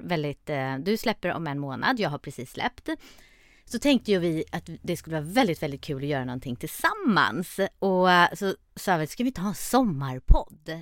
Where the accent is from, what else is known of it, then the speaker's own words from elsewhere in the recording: Stockholm, Stockholm County, Sweden; jag är född och uppvuxen i Stockholm